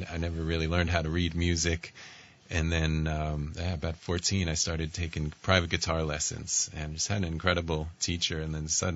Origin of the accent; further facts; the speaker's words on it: Oak Beach, New York, United States; I grew up in a little beach town. It's a little tiny little place called Oak Beach. It's on the south shore of Long Island, about an hour from the city